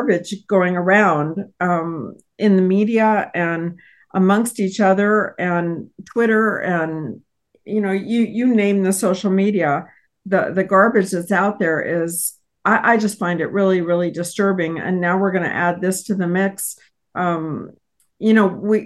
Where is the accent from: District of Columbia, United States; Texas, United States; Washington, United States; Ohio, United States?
Texas, United States; I hail from Texas